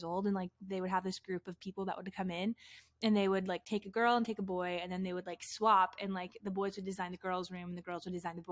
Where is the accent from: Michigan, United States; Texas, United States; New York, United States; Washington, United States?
Washington, United States; Richland; I was literally born and raised in Washington State